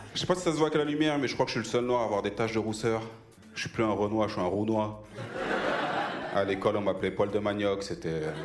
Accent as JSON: {"language": "French", "country": "France", "tie": "born or raised there", "said": "si je parle bien français, c'est peut-être parce que je suis né en France"}